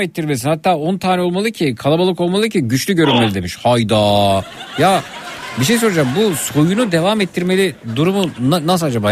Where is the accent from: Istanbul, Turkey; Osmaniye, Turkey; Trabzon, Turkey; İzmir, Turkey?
Istanbul, Turkey; Şile; Ben işte bir yanımda Şileliyim